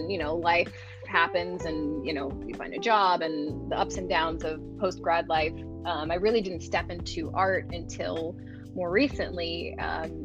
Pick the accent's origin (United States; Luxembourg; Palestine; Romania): United States; Los Angeles, California; born and raised in Los Angeles